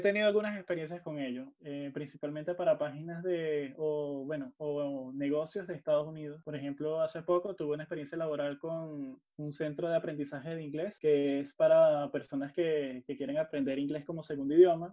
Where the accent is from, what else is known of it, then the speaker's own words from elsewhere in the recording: Venezuela; nosotros que somos venezolanos